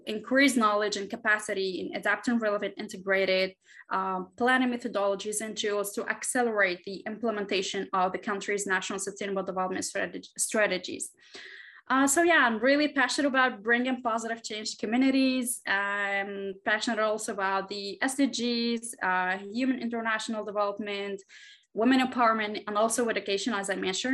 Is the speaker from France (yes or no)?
no; Tunisia; moved away as an adult; also born or lived in Washington, D.C.; now in Doha, Qatar; I'm a Presidential Precinct alumna, and I'm from Tunisia